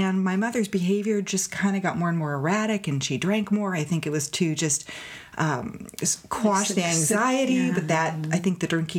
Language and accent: English; Morgan Hill, California, United States; also born or lived in Los Gatos, California; I grew up in Morgan Hill, and we were on a ranch. We actually moved down here from Los Gatos at the end of my sixth grade.